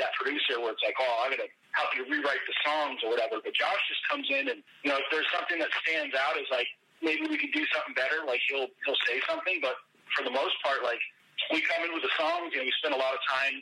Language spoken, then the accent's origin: English; Maine, United States; we were both born and raised in Maine